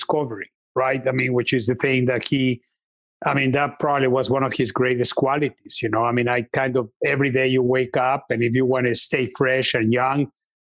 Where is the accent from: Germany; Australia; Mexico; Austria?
Mexico; moved away; I'm Mexican. I was born in Mexico, and I love Mexican food